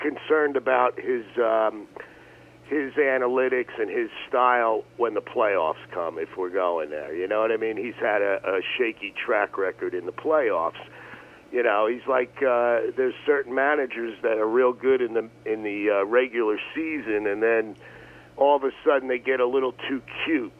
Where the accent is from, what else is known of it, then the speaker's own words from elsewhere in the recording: Wayne, New Jersey, United States; I'm from Wayne, New Jersey.